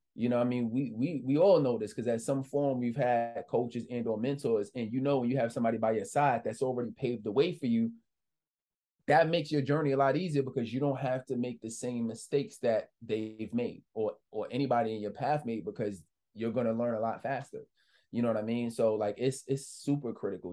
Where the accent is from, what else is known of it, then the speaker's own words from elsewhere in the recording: New York City, New York, United States; I'm just a kid from the Bronx, New York.